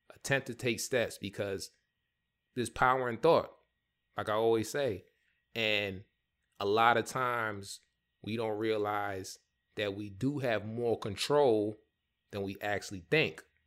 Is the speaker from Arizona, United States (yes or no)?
no; New York, United States; I grew up in the Bronx, New York